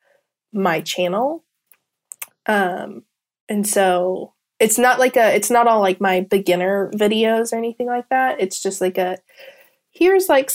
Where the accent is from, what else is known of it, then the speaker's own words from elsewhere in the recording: Kansas, United States; now in Georgia, United States; originally from Kansas, but I live in Georgia